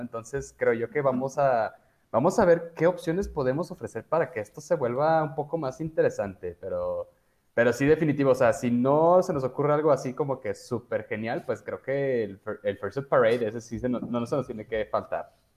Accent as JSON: {"language": "Spanish", "country": "Mexico", "said": "soy muy mal mexicano"}